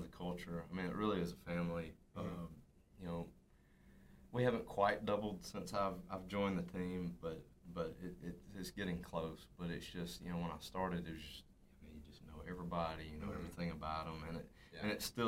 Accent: South Arkansas, United States; grew up in South Arkansas. It was a small town, Rising

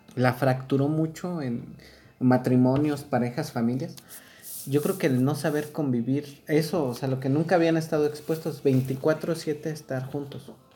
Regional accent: Chalco, State of Mexico, Mexico; now in Querétaro, Mexico; Yo, bueno, yo chilango, porque chilango, este, bueno, ni chilango, o sea, nací en Chalco.

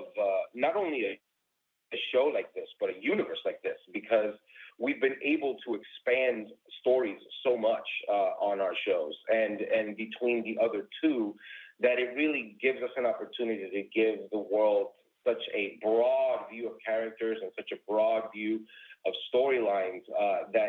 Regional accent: New York, United States; moved away as an adult; now in Chicago, United States; I was born and raised in New York

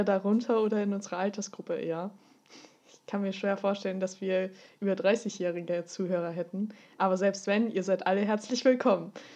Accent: Austria; moved away; komme ursprünglich aus Österreich

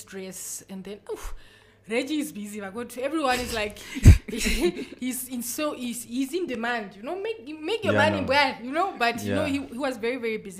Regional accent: Karibib, Erongo, Namibia; also born or lived in Usakos; I had such an amazing childhood in Karibab.

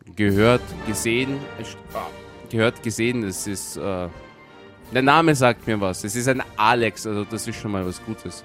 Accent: Vienna, Austria; ich bin in Wien geboren und wenn ich nicht im, im Urlaub irgendwo einen Unfall habe, dann werde ich in dieser Stadt auch irgendwann einmal sterben

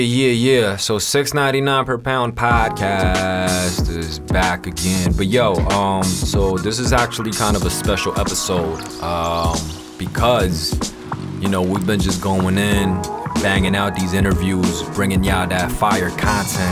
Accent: New York, United States; also born or lived in South Korea / China; we immigrated to America when I was, um, about nine or ten. And, uh, I grew up in Queens

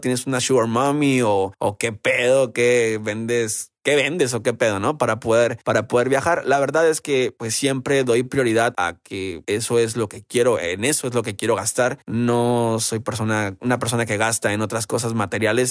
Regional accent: Baja California Sur, Mexico; yo soy de Baja California

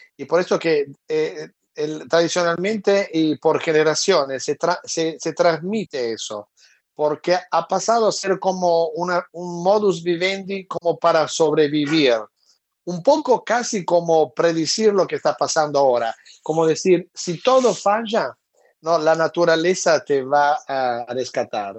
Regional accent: Italy; moved away; aún como italiano

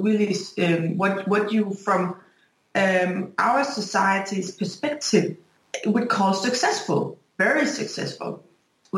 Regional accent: Denmark; I'm from Denmark

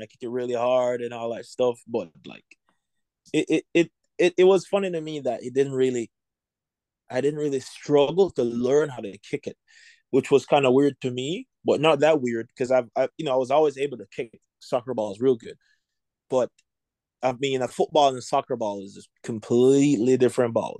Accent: Jamaica; moved away as an adult; now in United States; I was born in Jamaica. I grew up in Jamaica. I I came here in 2018

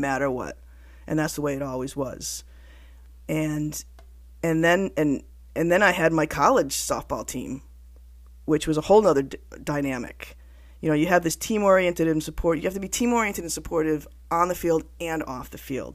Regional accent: Connecticut, United States; I'm from Connecticut, so I kinda have an accent

